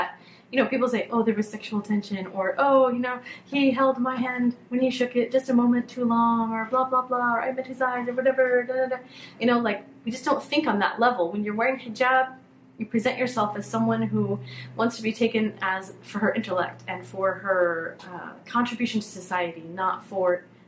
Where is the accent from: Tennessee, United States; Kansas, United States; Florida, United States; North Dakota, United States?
Kansas, United States; Hutchinson; now in Canton, Michigan, United States; I grew up in Hutchinson, Kansas, which is right in the middle of Kansas